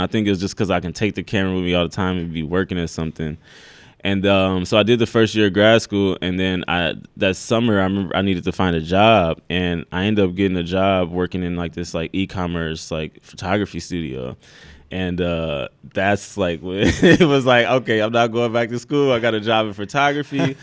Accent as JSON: {"language": "English", "town": "Omaha", "region": "Nebraska", "country": "United States", "tie": "born or raised there", "also_born_or_lived": "Iowa", "moved": "as an adult", "said": "I was born in Omaha"}